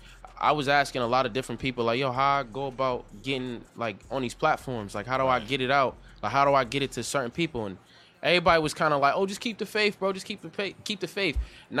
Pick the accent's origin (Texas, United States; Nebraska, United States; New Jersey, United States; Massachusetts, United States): Massachusetts, United States; Boston; also born or lived in Fields Corner, Boston; I'm from High Park, yep.